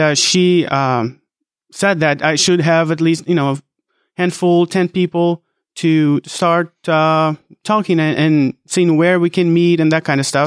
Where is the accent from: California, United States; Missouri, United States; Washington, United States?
California, United States; Fresno; I'm from Fresno, California